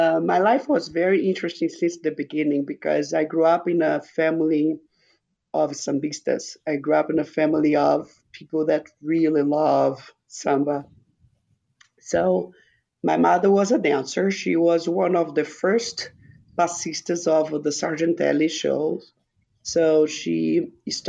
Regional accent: Rio de Janeiro, Brazil; English is a second language; moved away as an adult; now in United States; I was born in Rio de Janeiro, Brazil, and I stayed there until I was 25 years old.

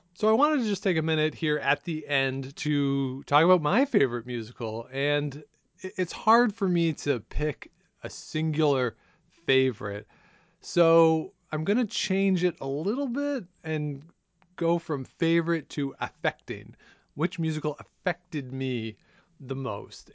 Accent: outside of Toronto, Ontario, Canada; we grew up outside of Toronto

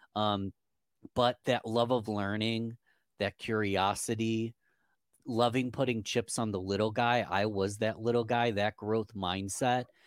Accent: Rochester, New York, United States; Rochester, New York, from my hometown

